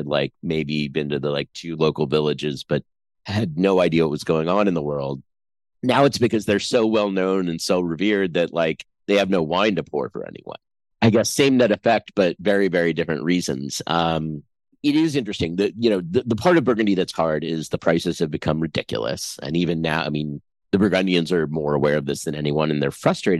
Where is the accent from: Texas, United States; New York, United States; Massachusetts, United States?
New York, United States; I grew up in New York